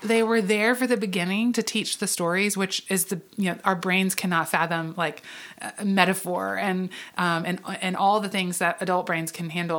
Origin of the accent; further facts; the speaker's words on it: the South, United States; I grew up in Southern Baptist churches um, and in a, a, a Southern Baptist family, probably not um, because we intentionally were so, but just because we lived in the South